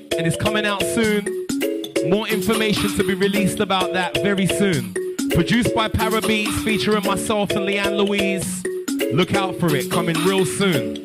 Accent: Luton, East of England, United Kingdom; now in Northampton, United Kingdom; I was from Luton, and I moved up to Northampton

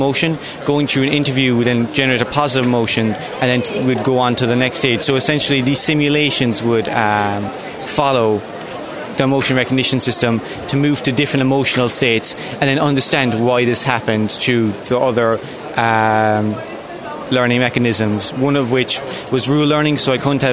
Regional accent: County Kerry, Ireland; I'm from Scafoblesive Lucra in County Kerry.

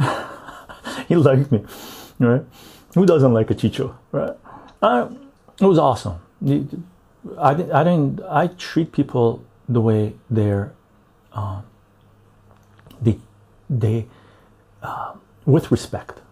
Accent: Canada; I'm a Canadian.

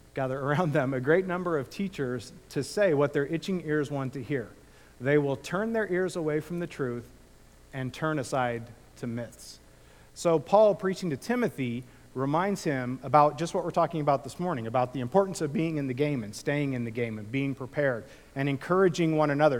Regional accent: Illinois, United States; now in California, United States; when I grew up in the Midwest

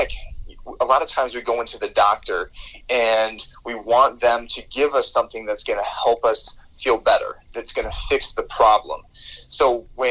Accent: Michigan, United States; my hometown in Michigan

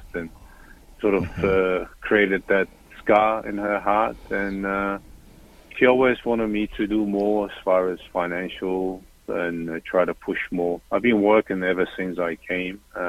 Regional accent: Melbourne, Victoria, Australia; moved away as an adult; I'm originally from Melbourne, Australia, and I moved here because mm-hmm. of her 12 and a half years ago.

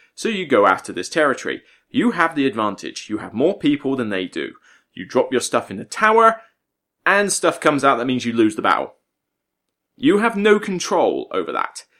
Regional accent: West Country, South West England, United Kingdom; accent: West Country; now in Portsmouth, United Kingdom; back to the West Country, my neck of the woods where I just feel a bit more at home

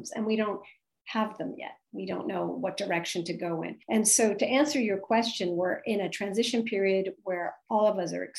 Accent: United States; now in Paris, France; as an American living abroad

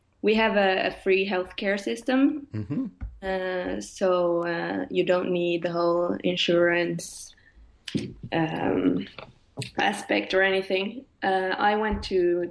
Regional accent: Norway; moved away as an adult; now in Stockholm, Sweden; I'm from Norway, but I live in Sweden, Stockholm at the moment

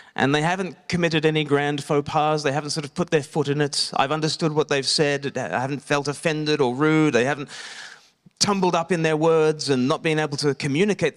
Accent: Australia; now in Eastbourne, United Kingdom; I grew up in Australia.

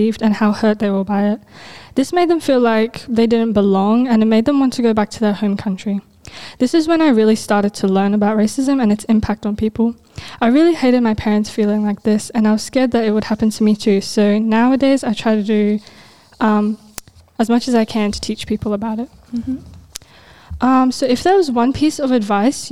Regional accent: Australia; I was born in Australia, making my nationality Australian, and my cultural background is Afghan

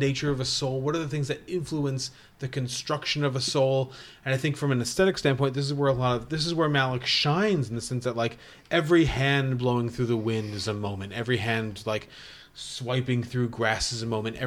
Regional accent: Connecticut, United States; I was born in Connecticut

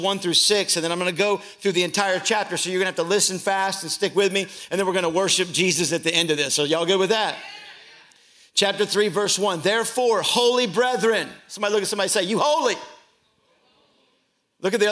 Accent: Louisville, Kentucky, United States; I grew up in Louisville, Kentucky

